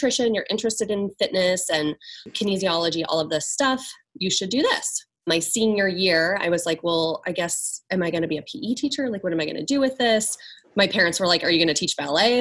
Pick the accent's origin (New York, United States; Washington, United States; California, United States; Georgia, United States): Washington, United States; near Seattle; In Washington. Okay. Near Seattle.